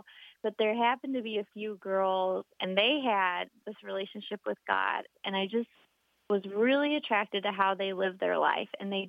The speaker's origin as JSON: {"language": "English", "area": "outside Chicago", "region": "Illinois", "country": "United States", "tie": "born or raised there", "said": "The culture I grew up in outside Chicago was a pretty competitive high school."}